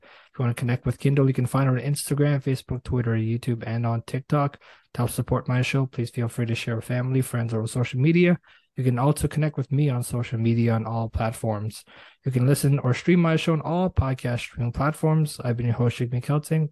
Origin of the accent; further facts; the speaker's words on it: New York City, New York, United States; now in Toronto, Canada; I'm originally from Brooklyn, New York.